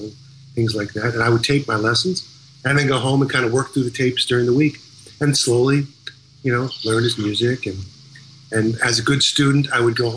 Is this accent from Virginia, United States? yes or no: no; Long Island, New York, United States; growing up in Long Island